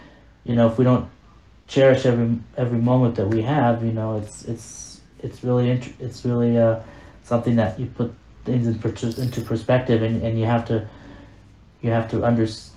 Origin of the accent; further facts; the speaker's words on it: Las Vegas, Nevada, United States; I'm from Vegas, and you know, I grew up in Vegas